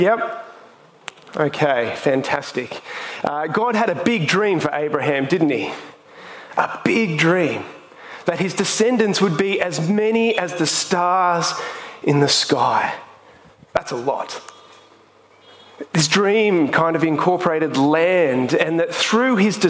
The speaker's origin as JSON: {"language": "English", "town": "Sydney", "region": "New South Wales", "country": "Australia", "said": "I come from the Northern Beaches"}